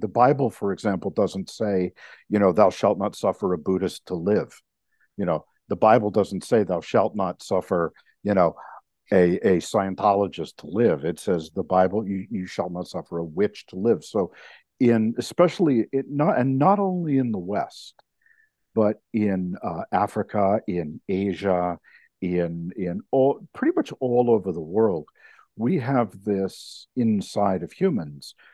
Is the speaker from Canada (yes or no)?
yes; Canada; as a Canadian